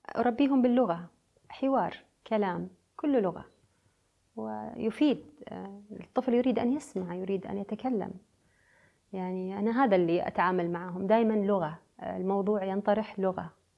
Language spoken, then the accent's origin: Arabic; United Arab Emirates; also born or lived in Beirut, Lebanon; أنا بنت الخليج